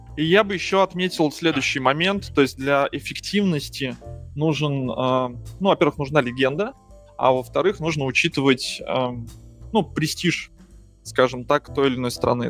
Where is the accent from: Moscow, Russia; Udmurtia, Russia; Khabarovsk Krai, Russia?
Moscow, Russia; moved away; я из Москвы